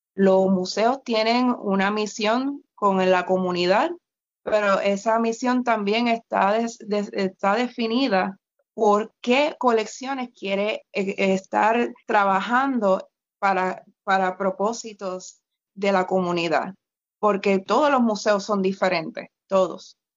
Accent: Puerto Rico

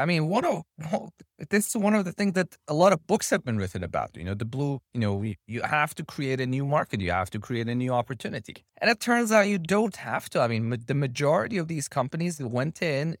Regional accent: Tehran, Tehran Province, Iran; So I'm originally from Tehran, Iran.

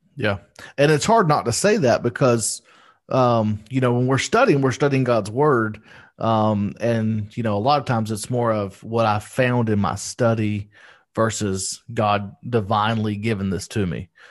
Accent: United States; I speak English 'cause I'm from America

